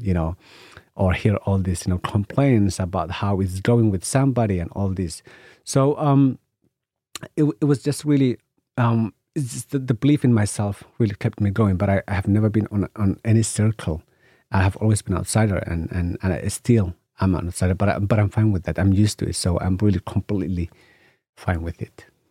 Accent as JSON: {"language": "English", "country": "Somalia", "tie": "born or raised there", "said": "I come from Somalia, you know, and in Somalia, you know, we are a nation of poets and stories. So I grew up listening to stories"}